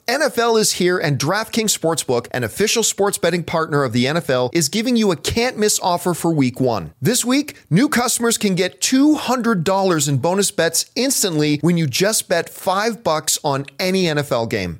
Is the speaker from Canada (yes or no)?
yes; Canada; as a Canadian